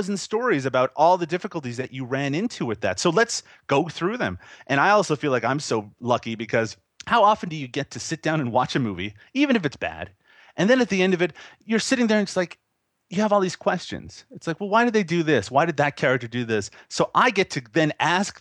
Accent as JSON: {"language": "English", "region": "Newfoundland and Labrador", "country": "Canada", "tie": "born or raised there", "said": "when I was a teenager growing up in Newfoundland, which again, people don't know where that is either, but it's a very small province here in Canada"}